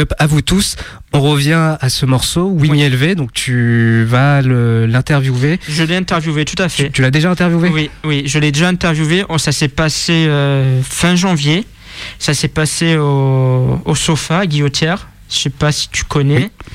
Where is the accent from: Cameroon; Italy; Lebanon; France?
France; Marseille, Provence-Alpes-Côte d'Azur; moved away as an adult; now in Lyon, France; je suis né à Marseille, dans le 12e, et j'habite sur Lyon depuis août 2019.